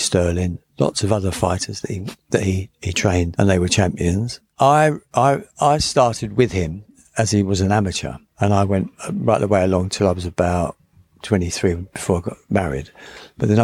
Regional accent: London, United Kingdom; born or raised there; also born or lived in Blackpool

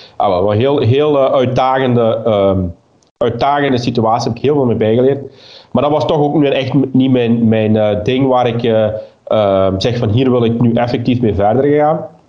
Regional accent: Limburg, Flanders, Belgium; also born or lived in Lummen; ik ben een Limburger ik eh, eh, woon juist op, eh, op de grens tussen, tussen Vlaams-Brabant en, en Limburg in Lummen.

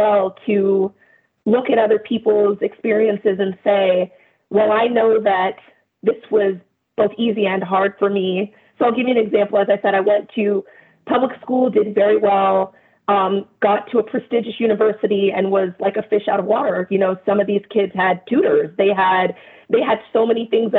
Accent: Los Angeles, California, United States; I am from South

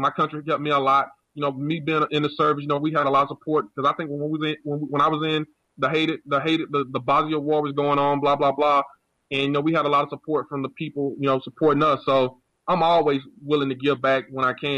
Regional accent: United States; I'm a former U.S. Marine, and you know, I'm American.

